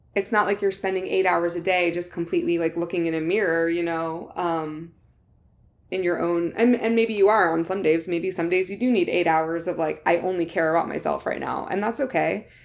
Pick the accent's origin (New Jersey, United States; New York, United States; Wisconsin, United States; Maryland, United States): New Jersey, United States; I'm, I'm from New Jersey